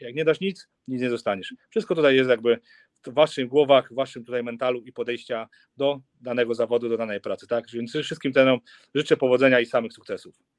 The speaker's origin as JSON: {"language": "Polish", "region": "Silesian Voivodeship", "country": "Poland", "said": "u nas na Śląsku"}